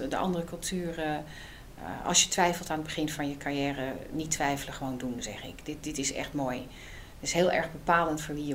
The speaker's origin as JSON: {"language": "Dutch", "region": "South Holland", "country": "Netherlands", "tie": "born or raised there", "also_born_or_lived": "Amsterdam", "said": "altijd wel interessant, want ik ben als ehm, eh, ik ben opgegroeid achter, in het achterland van Rotterdam."}